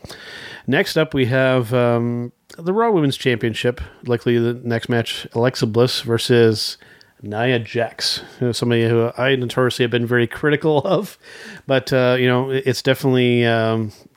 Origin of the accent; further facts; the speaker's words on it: Canada; being a Canadian wrestling fan